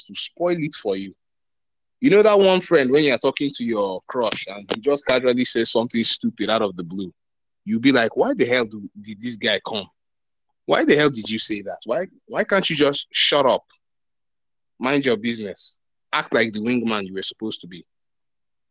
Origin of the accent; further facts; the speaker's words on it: Nigeria; I'm from Nigeria